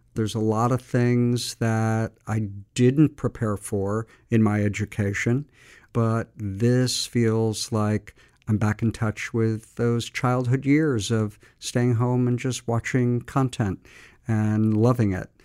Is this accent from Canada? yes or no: no; Montclair, New Jersey, United States; I was born and raised in Montclair, New Jersey